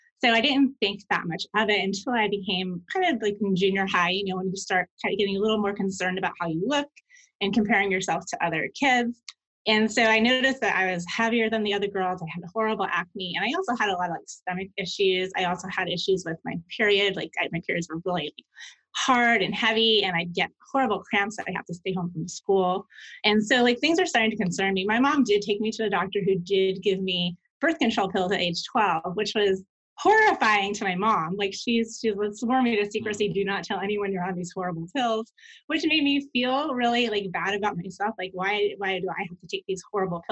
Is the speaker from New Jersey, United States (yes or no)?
no; New York, United States; I grew up in New York in an Italian family